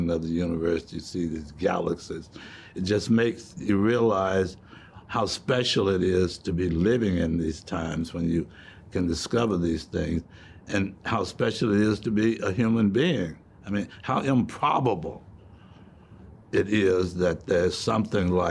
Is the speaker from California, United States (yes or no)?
no; Mississippi, United States; moved away; growing up in Mississippi